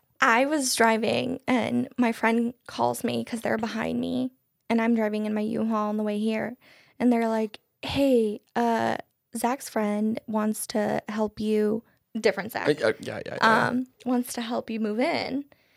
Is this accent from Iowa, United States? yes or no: yes; Marshalltown, Iowa, United States; I'm from Marshalltown.